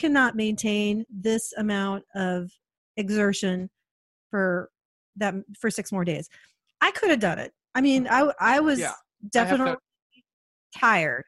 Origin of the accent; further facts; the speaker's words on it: Portland, Oregon, United States; We're from Portland.